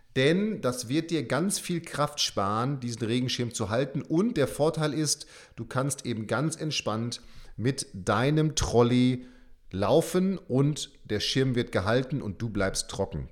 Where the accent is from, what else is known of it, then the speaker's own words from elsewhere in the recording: Münster, North Rhine-Westphalia, Germany; now in Bremen, Germany; ich komme ja auch aus Münster, also Münster und Bremen